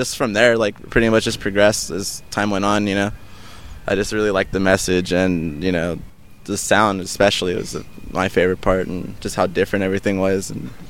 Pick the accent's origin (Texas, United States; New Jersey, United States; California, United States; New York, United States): California, United States; Lynwood; when I was a kid growing up in Linwood.